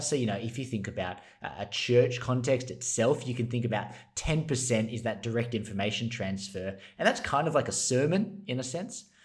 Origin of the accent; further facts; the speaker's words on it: Australia; as an Australian